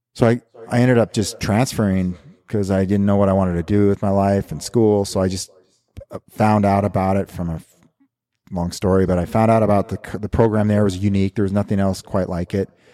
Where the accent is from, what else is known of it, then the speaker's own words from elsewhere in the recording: Big Timber, Montana, United States; moved away; also born or lived in Canadian Rockies; I grew up here in Montana in a little town called Big Timber, about sixty miles from here. And born and raised